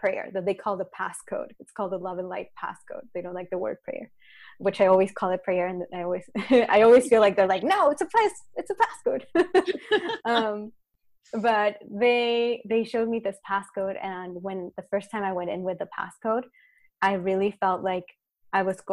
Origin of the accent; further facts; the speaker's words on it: Chile; in Chile, cause I'm from Chile.